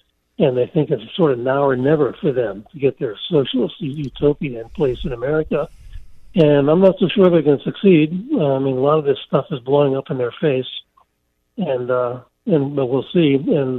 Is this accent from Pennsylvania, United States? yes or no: yes; Pennsylvania, United States; And I grew up in Pennsylvania. I went to Pennsylvania public schools